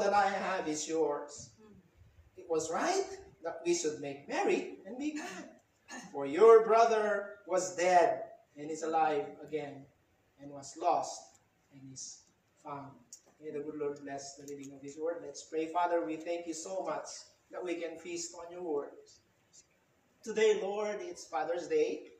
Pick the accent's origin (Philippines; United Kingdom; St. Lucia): Philippines; As a Filipino, I love our culture, Filipino culture.